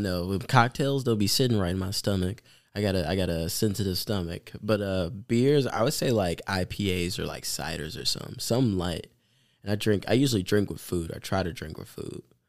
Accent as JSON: {"language": "English", "town": "Milwaukee", "region": "Wisconsin", "country": "United States", "tie": "born or raised there", "said": "growing up in Milwaukee for, like, you know, most of my life"}